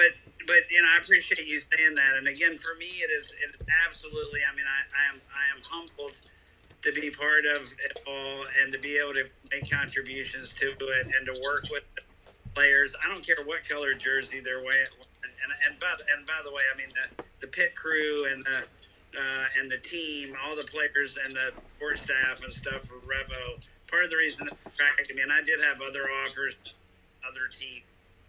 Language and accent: English; North Carolina, United States; Carolina. I'm from North Carolina.